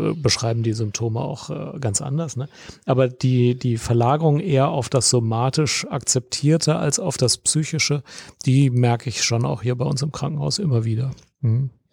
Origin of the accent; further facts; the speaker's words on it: Germany; ich Deutsch bin